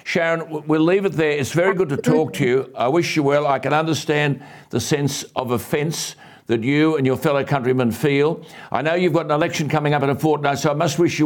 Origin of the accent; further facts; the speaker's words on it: Australia; I'm speaking as Australian